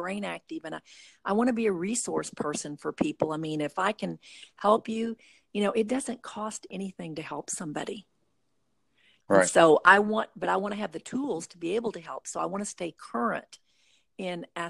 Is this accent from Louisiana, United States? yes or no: no; Morrison, Oklahoma, United States; moved away as an adult; also born or lived in Van Buren, Arkansas; I grew up in Morrison, Oklahoma